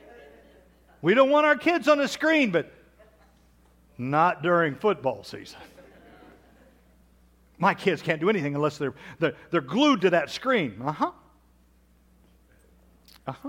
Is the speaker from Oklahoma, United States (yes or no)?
yes; Kansas, Oklahoma, United States; I grew up in Kansas, Oklahoma